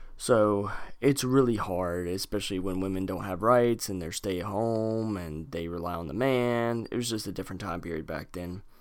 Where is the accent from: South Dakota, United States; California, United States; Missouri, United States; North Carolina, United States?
North Carolina, United States; Lexington, North Carolina. Ooh, my home state